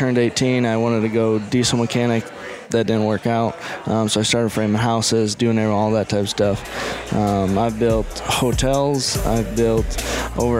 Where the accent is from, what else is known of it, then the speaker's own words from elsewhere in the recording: Statesboro, Georgia, United States; From Statesboro, Georgia